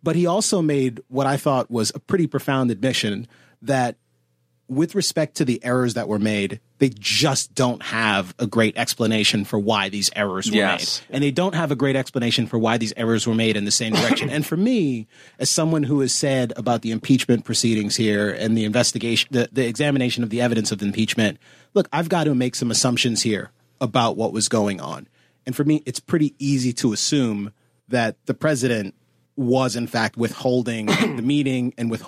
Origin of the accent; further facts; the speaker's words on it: Washington, District of Columbia, United States; Washington, D.C.